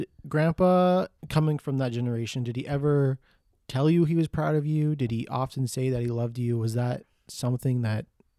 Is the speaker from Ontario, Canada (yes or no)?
yes; Toronto, Ontario, Canada; Like we're from Toronto, so it's not really a manufacturing city anymore.